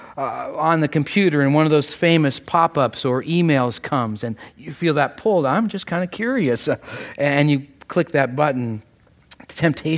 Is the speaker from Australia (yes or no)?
no; Canada; now in United States; though I am Canadian, my family was a close partner and aide to this wonderful nation